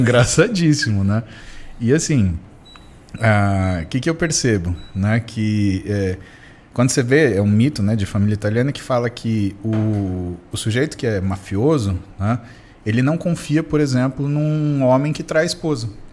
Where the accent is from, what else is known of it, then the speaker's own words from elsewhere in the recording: Marília, São Paulo, Brazil; also born or lived in São Carlos; now in São Paulo, Brazil; Eu crescendo em Marília